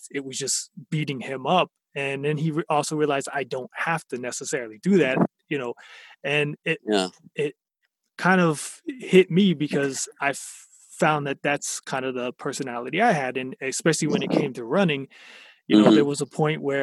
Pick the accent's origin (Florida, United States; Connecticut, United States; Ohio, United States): Florida, United States; Fort Lauderdale; I'm from, born and raised in Fort Lauderdale